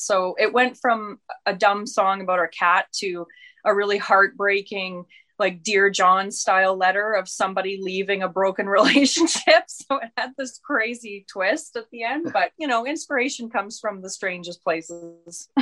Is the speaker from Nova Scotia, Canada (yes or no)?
no; southern Manitoba, Canada; now in Red Deer, Canada; we're both from very, very remote small towns in southern Manitoba